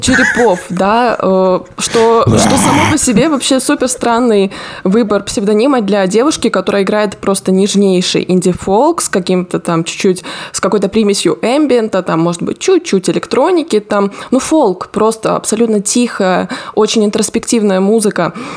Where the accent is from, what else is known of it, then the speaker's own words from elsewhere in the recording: Rostov Oblast, Russia; moved away; я из Ростовской области